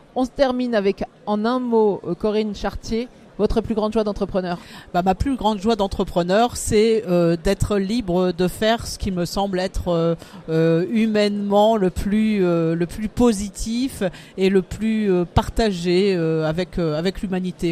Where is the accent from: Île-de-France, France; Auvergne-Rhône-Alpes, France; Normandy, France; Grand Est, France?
Grand Est, France; Lorraine; moved away as an adult; also born or lived in Indian Ocean; now in Le Havre, France; je suis lorraine d'origine et euh, je me suis installée au Havre il y a un peu plus de 20 ans maintenant